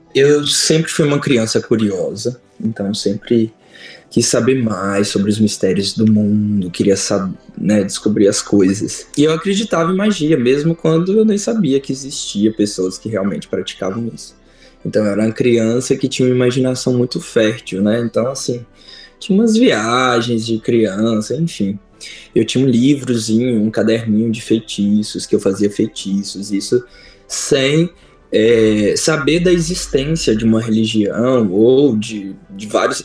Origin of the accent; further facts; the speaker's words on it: São Sebastião do Rio Preto, Minas Gerais, Brazil; moved away; also born or lived in Belo Horizonte; Eu morava no interior, sou do interior é, de Minas, eu sou de São Sebastião do Rio Preto, é uma cidade perto de Itabira